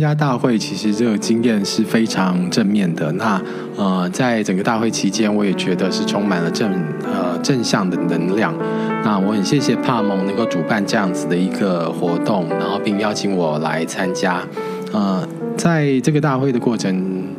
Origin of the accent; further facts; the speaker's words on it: Toronto, Ontario, Canada; ，然后呃，我来自加拿大多伦多，我是一个感染者。